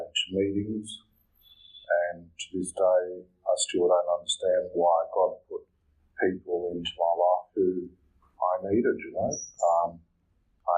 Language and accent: English; Malaysia; moved away; also born or lived in Liverpool; I'm from Malaysia